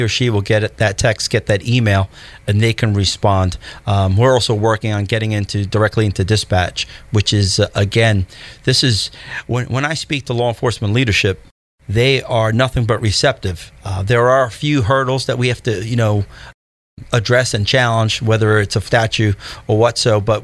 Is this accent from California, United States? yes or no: no; New York, United States; moved away; also born or lived in Miami; I'm from New York originally